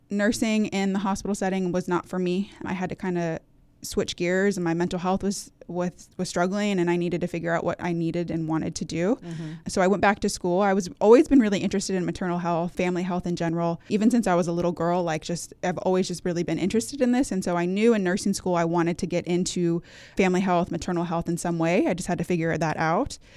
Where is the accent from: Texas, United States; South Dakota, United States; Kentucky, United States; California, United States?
California, United States; now in Hampton Roads, United States; I grew up and was born and raised in Northern California with my husband. Um, we're both from the California area, and we moved here in 2014 when he got orders for Norfolk uh, Naval Base.